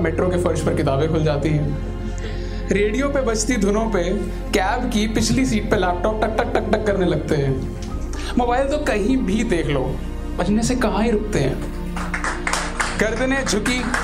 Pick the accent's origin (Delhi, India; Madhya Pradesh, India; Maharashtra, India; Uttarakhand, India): Delhi, India; मेरे को अपने दिल्ली शहर से बहुत प्यार है